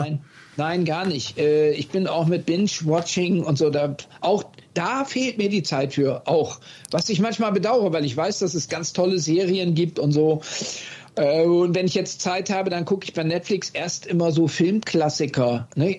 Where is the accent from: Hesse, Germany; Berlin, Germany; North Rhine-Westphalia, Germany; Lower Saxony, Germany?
Lower Saxony, Germany; Oldenburg; moved away; also born or lived in Wildeshausen; Ich bin in Wilds, Wildshusen bin ich geboren, ja. aufgewachsen hingegen in Oldenburg